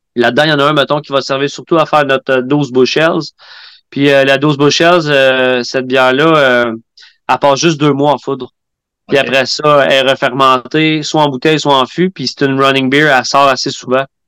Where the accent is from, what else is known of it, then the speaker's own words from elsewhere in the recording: Quebec, Canada; en tant que Québécois, euh, notre culture brassicole nationale